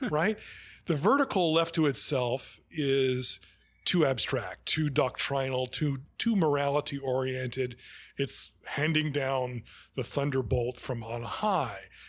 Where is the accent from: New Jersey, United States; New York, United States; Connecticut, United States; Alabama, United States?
New York, United States; New York City; I grew up here in, in Manhattan